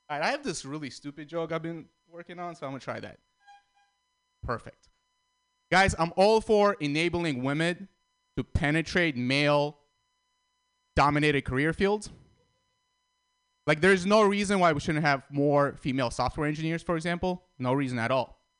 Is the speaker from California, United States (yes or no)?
yes; San Francisco, California, United States; also born or lived in Armenia / Russia; Guys, I grew up in San Francisco. I think San Francisco is the most unique place in the world.